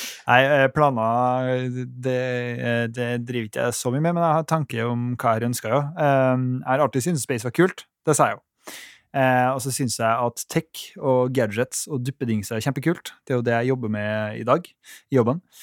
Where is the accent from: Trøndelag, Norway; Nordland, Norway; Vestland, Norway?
Trøndelag, Norway; Trondheim; Jeg er jo herfra